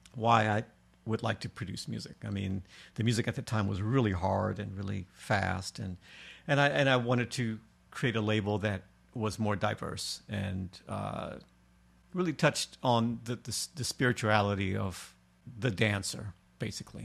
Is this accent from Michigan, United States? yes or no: yes; Detroit, Michigan, United States; moved away as an adult; also born or lived in New York; I was from Detroit, so we talk a little bit slower